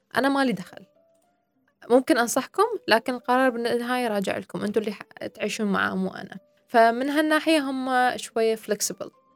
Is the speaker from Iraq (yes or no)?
yes; Iraq; now in United Arab Emirates; أني أنا عراقية